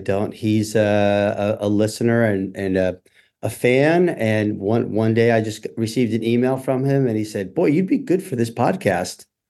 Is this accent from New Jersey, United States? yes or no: yes; Randolph, New Jersey, United States; moved away as an adult; also born or lived in New York City; I grew up in Northeast New Jersey in a town called Randolph